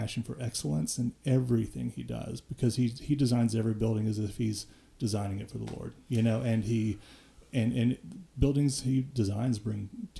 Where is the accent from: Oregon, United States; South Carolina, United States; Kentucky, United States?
Kentucky, United States; Paducah; moved away; I grew up in Paducah, Kentucky.